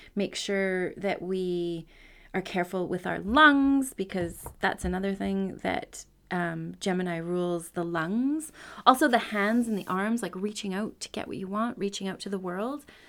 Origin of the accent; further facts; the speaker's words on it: Canada; I'm a Canadian. I grew up he, here